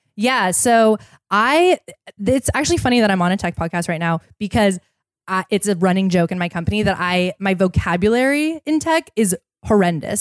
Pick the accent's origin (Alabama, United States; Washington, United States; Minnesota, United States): Washington, United States; Seattle; I grew up in Seattle